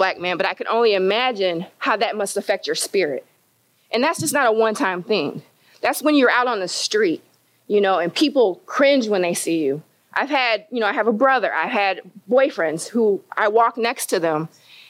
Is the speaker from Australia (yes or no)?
no; Kingsford Heights, Indiana, United States; I grew up in Kingsford Heights